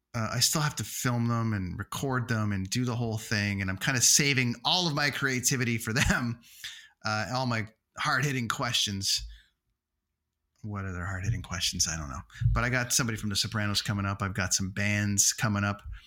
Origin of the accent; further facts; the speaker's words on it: Toronto, Ontario, Canada; in my hometown